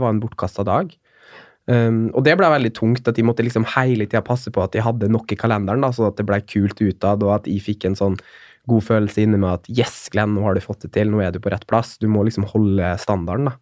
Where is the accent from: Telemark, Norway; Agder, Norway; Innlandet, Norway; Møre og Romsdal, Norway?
Møre og Romsdal, Norway; Molde; moved away as an adult; also born or lived in Oslo; flytte hjem og komme hjem til familien min og, og der jeg vokste opp